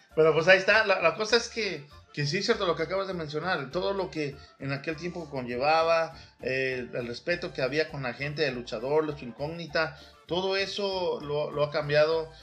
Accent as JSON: {"language": "Spanish", "town": "Huatusco", "region": "Veracruz", "country": "Mexico", "tie": "born or raised there", "also_born_or_lived": "Mexico City", "moved": "yes", "said": "yo nací en el DF, pero también me fui a Huatusco, Veracruz"}